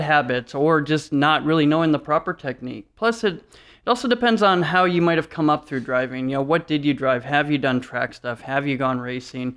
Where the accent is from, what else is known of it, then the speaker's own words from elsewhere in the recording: Detroit, Michigan, United States; moved away; We're from Detroit originally